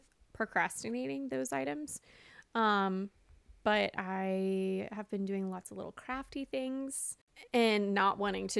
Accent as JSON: {"language": "English", "region": "the South", "country": "United States", "tie": "born or raised there", "said": "Which, I'm from the South. I grew up in the South. That does not happen."}